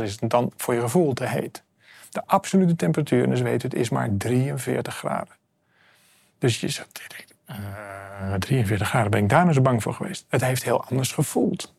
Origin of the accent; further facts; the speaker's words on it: Amsterdam, North Holland, Netherlands; Ik kom uit Amsterdam, ik woon op een boot